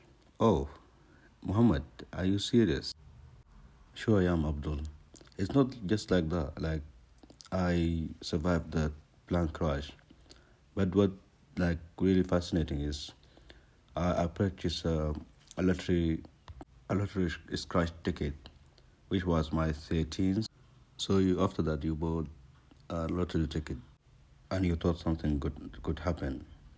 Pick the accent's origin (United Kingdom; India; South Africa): India; now in Dubai, United Arab Emirates; Actually, I'm from India, but I've been working in Dubai for more than 37 years.